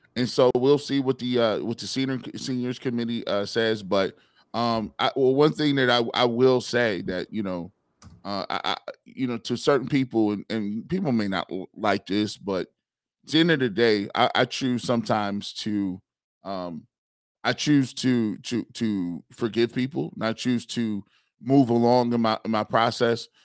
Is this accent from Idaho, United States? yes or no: no; Canton, Ohio, United States; I'm a kid growing up in Canton. My, my bedroom, I could look, I, I could see the Pro Football Hall of Fame stadium